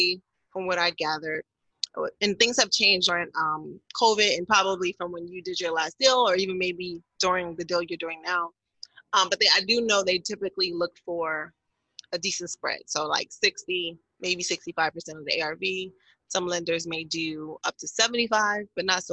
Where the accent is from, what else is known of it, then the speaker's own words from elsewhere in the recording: Newark, New Jersey, United States; I grew up in Newark, went to high school in Newark.